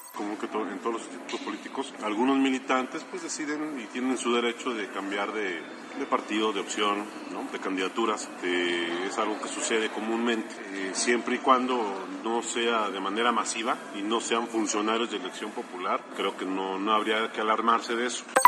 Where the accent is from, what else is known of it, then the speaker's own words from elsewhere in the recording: Acatzingo, Puebla, Mexico; como somos de la región, en mi caso soy de Acatzingo